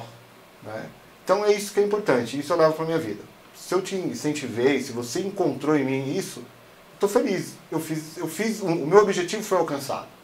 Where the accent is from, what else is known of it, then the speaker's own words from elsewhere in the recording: São Paulo, Brazil; sou lá da Zona Sul de São Paulo, cara sou lá da, da Zona Sul, sou lá da Vila Santa Catarina